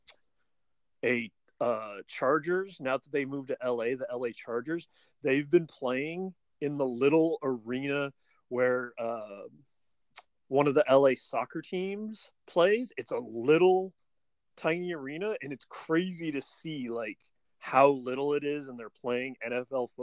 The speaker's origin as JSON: {"language": "English", "town": "Oakland", "region": "California", "country": "United States", "tie": "born or raised there", "said": "I was born in Oakland, but as I grew up there in the 80s"}